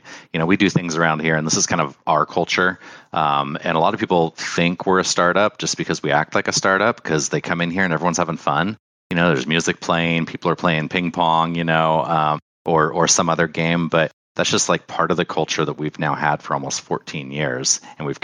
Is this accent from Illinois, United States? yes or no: no; Oregon, United States; I'm from Oregon. Well, I'm from Oregon.